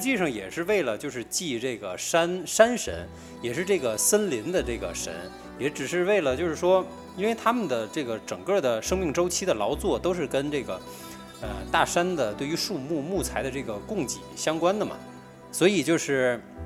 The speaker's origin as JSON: {"language": "Chinese", "region": "Tianjin", "country": "China", "tie": "born or raised there", "said": "我们天津那边，呃，放寒假嘛"}